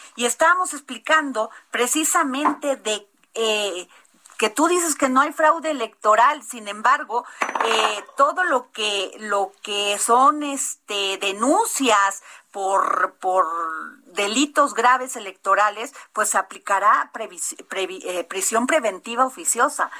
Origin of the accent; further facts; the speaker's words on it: Mexico; somos los mexicanos